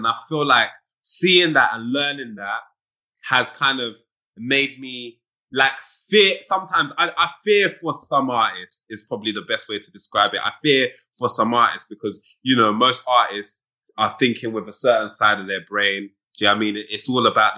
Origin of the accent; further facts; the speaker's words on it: United Kingdom; I'm a British person.